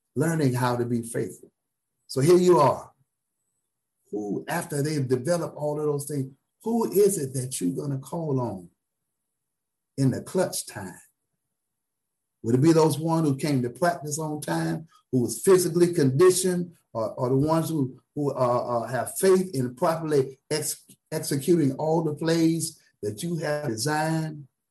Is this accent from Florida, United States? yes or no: yes; South Florida, United States; now in Tallahassee, United States; I'm from South Florida